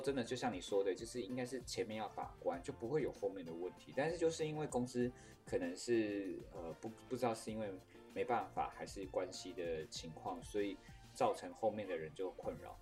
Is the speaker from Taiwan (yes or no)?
yes; Taiwan; 我是台湾人欸，我是奴性比较重